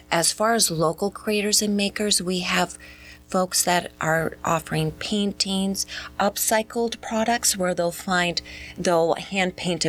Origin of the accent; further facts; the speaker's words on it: Minnesota, United States; now in Mesquite, United States; No, we're originally from Minnesota, and I am very proud of that.